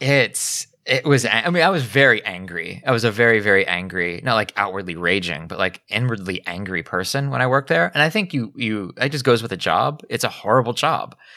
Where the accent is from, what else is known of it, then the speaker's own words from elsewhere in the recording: Pennsylvania, United States; growing up in Pennsylvania, I was fairly close to Long Island